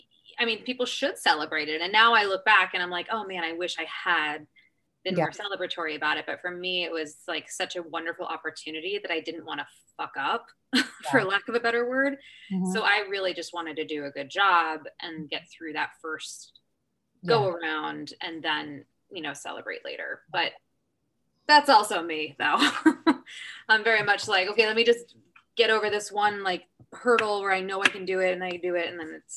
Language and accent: English; Kansas City, Missouri, United States; when we were actually in Kansas City, in my hometown. So I actually got to go on for Elizabeth in my hometown.